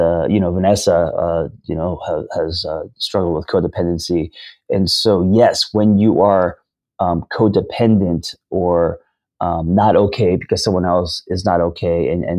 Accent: Hollywood, California, United States; So me growing up in Hollywood and pursuing screenwriting for most of my 20s and 30s, I was pseudo, right?

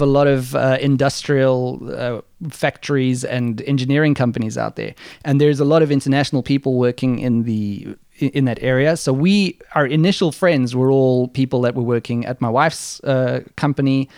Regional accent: South Africa; now in Germany; I'm South African

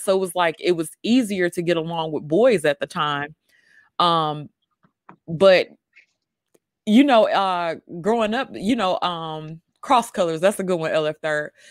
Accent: Mississippi, United States; me growing up in Mississippi

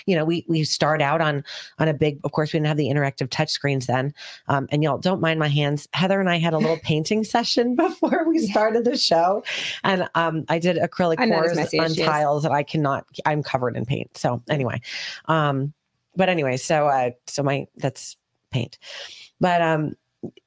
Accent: Brookfield, Connecticut, United States; we grew up in Danbury, Brookfield, Connecticut, where I grew up

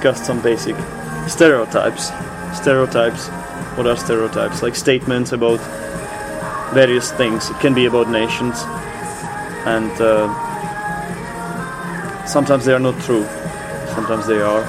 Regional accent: Czechia; we are from the Czech Republic

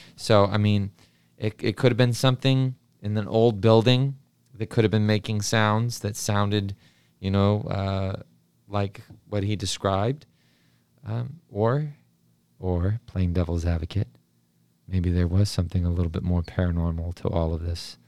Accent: New Mexico, United States; growing up in New Mexico

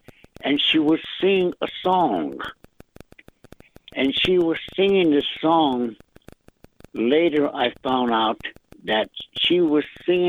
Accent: United States; accent: Lakota; first language Lakota; English is a second language; I went to school with my first language, Lakota.

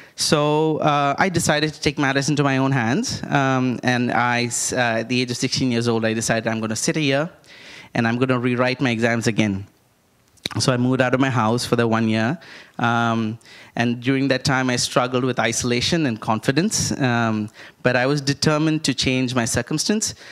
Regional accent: India; I grew up in India

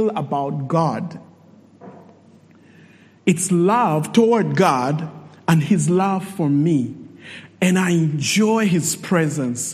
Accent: Zambia; I'm from Zambia

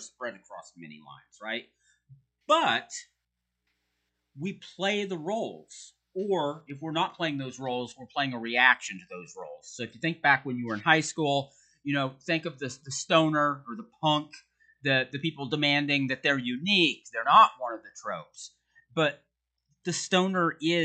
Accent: United States; As an American

